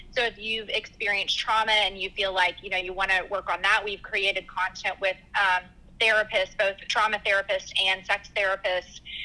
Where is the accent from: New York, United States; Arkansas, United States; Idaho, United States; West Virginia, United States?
Arkansas, United States; now in Dallas, United States; originally, I'm actually from Arkansas